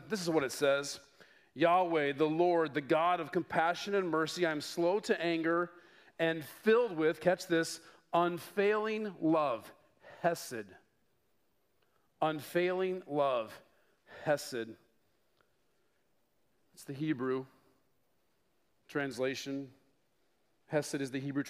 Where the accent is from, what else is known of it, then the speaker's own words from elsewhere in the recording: Denver, Colorado, United States; moved away; I was born and raised in Denver, 20 years, and I grew to love the Denver Broncos.